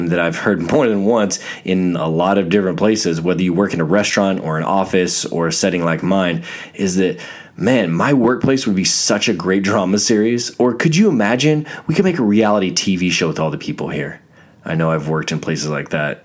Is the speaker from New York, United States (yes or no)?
no; Fort Hood, Texas, United States; I was born in Texas, Fort Hood, Texas, of all places.